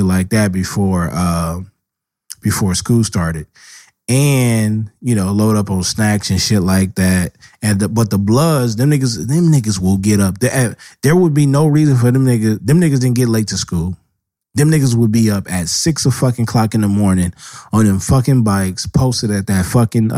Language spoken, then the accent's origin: English; Los Angeles, California, United States; I stayed on the East Side and built my history from there